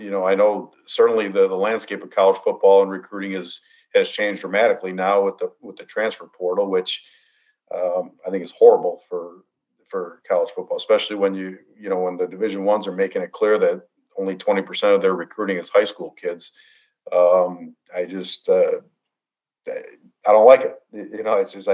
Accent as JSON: {"language": "English", "town": "Chicago", "region": "Illinois", "country": "United States", "tie": "born or raised there", "said": "I grew up in the Chicago area. I played my high school ball here."}